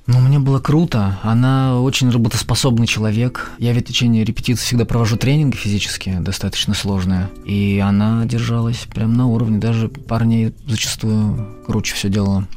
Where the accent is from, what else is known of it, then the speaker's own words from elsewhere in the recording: Omsk, Omsk Oblast, Russia; moved away; also born or lived in Saint Petersburg; я же из Омска сам